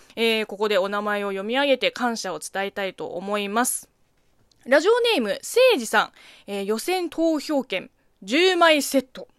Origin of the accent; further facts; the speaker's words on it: China; Japanese is a second language; now in Japan; 中国生まれ中国育ち